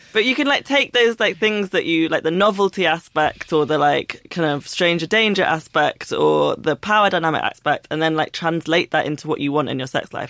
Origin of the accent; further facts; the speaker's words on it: London, United Kingdom; I grew up in London